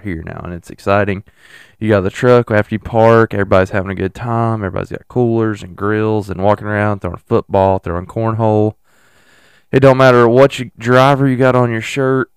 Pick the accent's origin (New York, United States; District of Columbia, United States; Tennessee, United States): Tennessee, United States; I'm from Tennessee